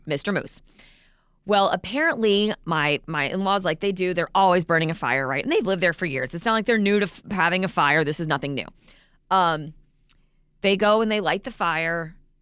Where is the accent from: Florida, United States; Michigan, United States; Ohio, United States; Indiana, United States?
Florida, United States; Vero Beach; I remember growing up in Vero, um, where we lived for months.